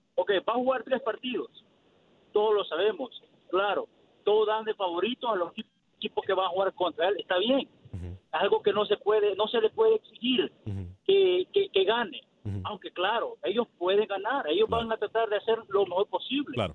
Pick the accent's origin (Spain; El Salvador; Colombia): El Salvador; now in Dallas, United States; yo soy salvadoreño